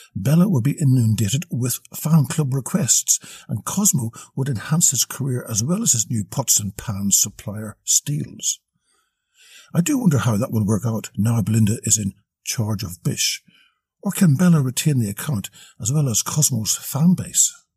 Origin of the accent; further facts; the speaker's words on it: Australia; As an Australian